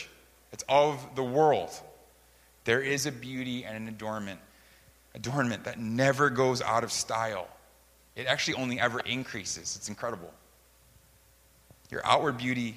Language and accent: English; United States; now in South Korea; growing up as an American